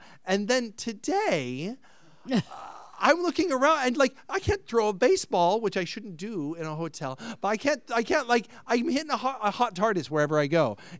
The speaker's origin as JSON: {"language": "English", "country": "Ireland", "said": "Side note, myself being Irish, last night I opened a bottle of Jameson's"}